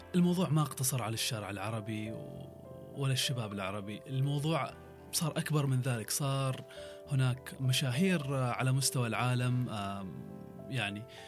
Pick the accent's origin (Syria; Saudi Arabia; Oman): Oman; عندنا في عمان لدى الشباب العماني